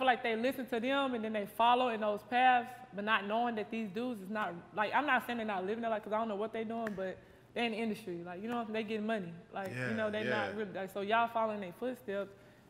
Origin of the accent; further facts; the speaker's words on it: Texarkana, Texas, United States; I'm from Texarkana, Texas, baby. Born and raised.